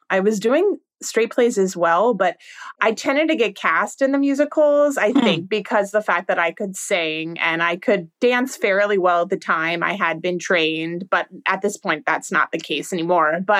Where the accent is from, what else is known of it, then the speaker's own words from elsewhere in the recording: California, United States; also born or lived in Virginia; now in New York, United States; No, I'm actually originally from California